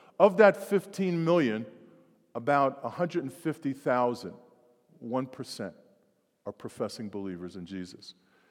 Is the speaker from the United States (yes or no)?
yes; New York, United States; the neighborhood that I grew up in New York